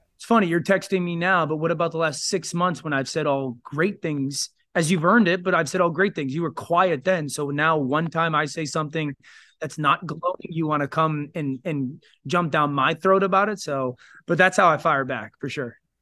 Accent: Connecticut, United States; I live in Connecticut. I'm from Connecticut.

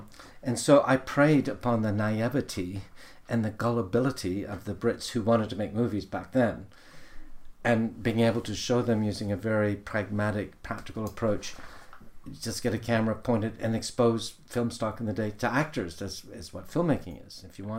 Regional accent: Somalia; now in London, United Kingdom; I grew up in Somalia, and as you know, there's many Somalis here.

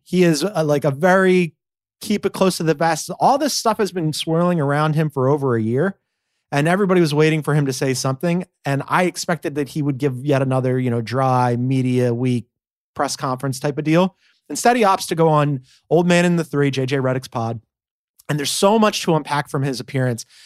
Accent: Philadelphia, Pennsylvania, United States; as a Philadelphian

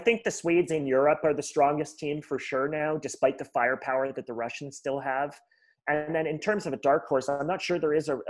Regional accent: Aurora, Ontario, Canada; I grew up a Leafs fan. I grew up in Aurora, about 45 minutes north of the city here.

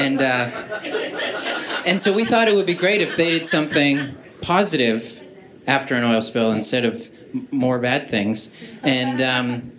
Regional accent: Canada; I'm from Canada

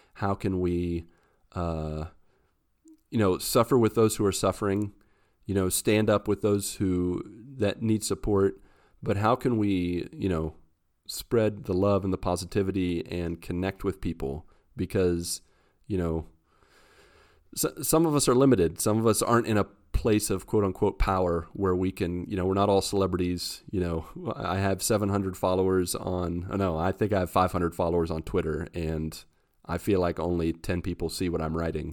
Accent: West Virginia, United States; moved away as an adult; I'm from West Virginia

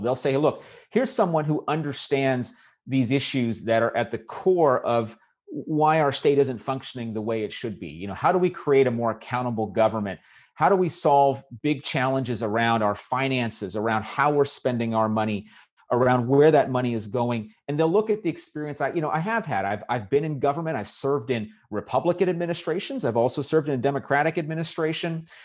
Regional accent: Southern California, United States; also born or lived in Fayetteville, North Carolina / Rowland Heights, California; I grew up in California. I grew up in Southern California

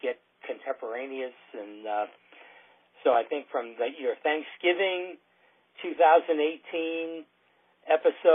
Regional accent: Southern Maryland, United States; we're from Southern Maryland, which means that we're south of Washington, D.C.

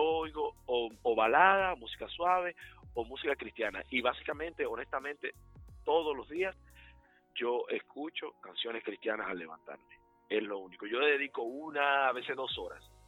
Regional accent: Dominican Republic; now in Charlotte, United States; como dominicanos específicamente latinos en general, que están haciendo cosas buenas aquí en Carolina del Norte

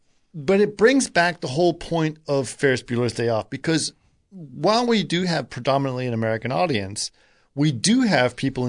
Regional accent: Egypt; born there; I was born in Egypt, but, but I was in Athens at the time.

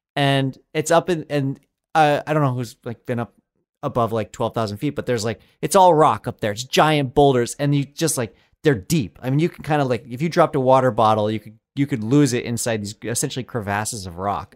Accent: Colorado, United States; I grew up in Colorado

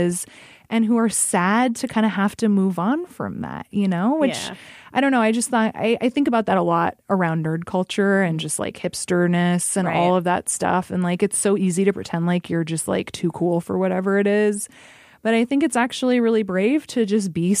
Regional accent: Alaska, United States; now in Omaha, United States; I grew up in Alaska

